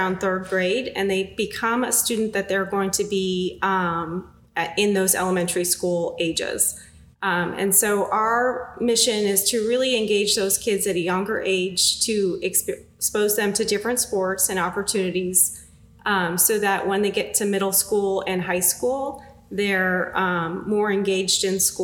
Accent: Massachusetts, United States; moved away as an adult; now in Greensboro, United States; I grew up in Massachusetts, came down

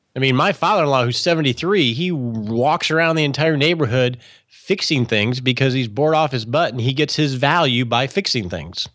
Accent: Michigan, United States; I grew up in Michigan

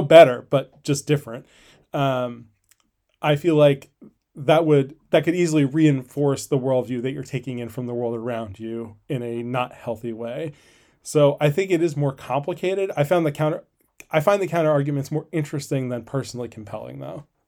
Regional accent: Northeast, United States; when I was a kid growing up in the Northeast

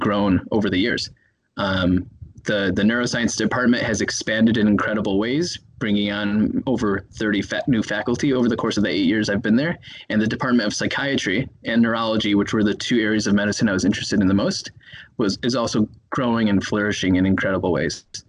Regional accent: Chicago, Illinois, United States; moved away as an adult; now in Minneapolis, United States; I'm from Chicago, Illinois

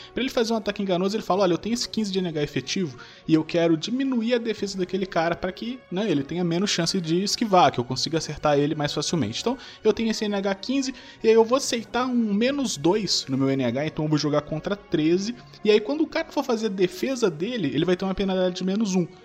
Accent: south of Rio de Janeiro, Brazil; eu nasci lá no, no, sul do Rio de Janeiro.

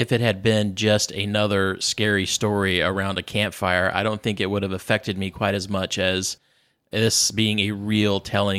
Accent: Arizona, United States; as a child growing up in Arizona

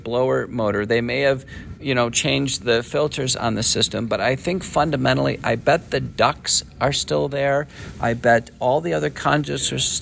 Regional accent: northern Texas, United States; when I was a kid growing up in Texas, I went to a high school in northern Texas

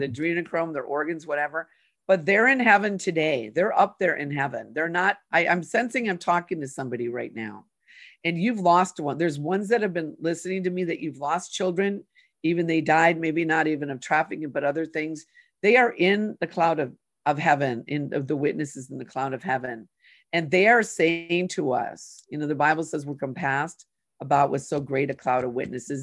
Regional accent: Saint Paul, Minnesota, United States; I grew up in Minnesota, Sarah, in Saint Paul.

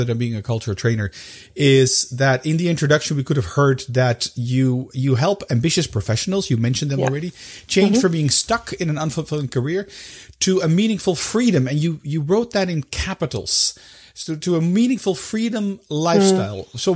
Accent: Amsterdam, North Holland, Netherlands; moved away as an adult; now in Belgium; I am originally from Amsterdam. I'm a Dutchman living in Belgium

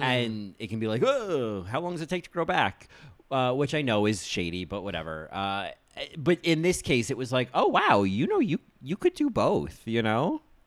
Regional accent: United States; I'm American

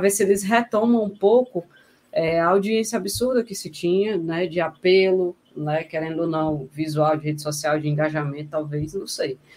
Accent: Northeast Brazil, Brazil; como nordestino

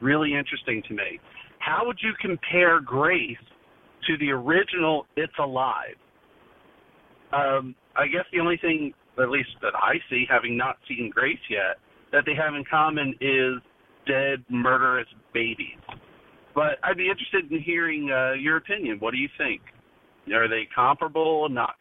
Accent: New Jersey, United States; I'm from New Jersey as well. I'm originally from South Jersey.

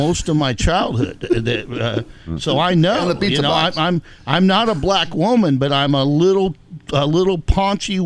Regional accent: the South, United States; I'm from the South

